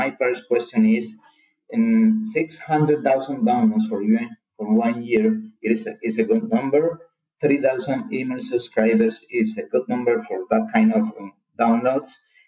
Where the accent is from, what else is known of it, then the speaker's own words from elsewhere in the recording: Colombia; English is a second language; I'm from Colombia, South America.